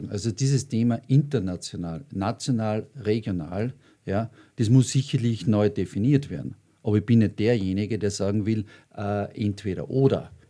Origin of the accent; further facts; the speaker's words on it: Austria; als Österreicher darf ich das sagen, ich war sehr, sehr viel unterwegs.